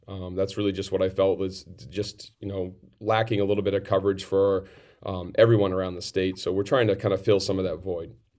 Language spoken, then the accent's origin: English; Farmington, New Hampshire, United States; in my hometown here of Farmington